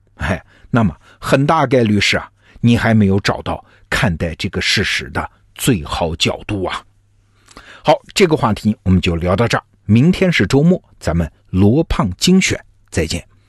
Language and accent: Chinese; China; 我们中国人